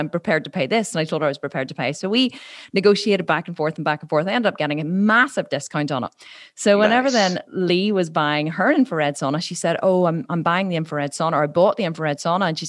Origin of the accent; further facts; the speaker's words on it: Ireland; I'm Irish